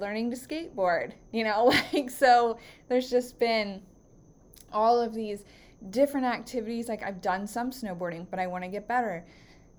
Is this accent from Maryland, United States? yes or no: yes; Baltimore County, Maryland, United States; also born or lived in Northern Virginia; I grew up in Baltimore County, and I have lived here for all of my life except for 2.5 years when I moved to Northern Virginia